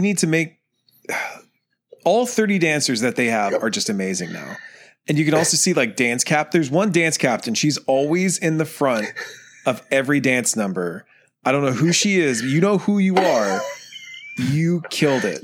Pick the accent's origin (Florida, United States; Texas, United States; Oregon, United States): Texas, United States; I am from Texas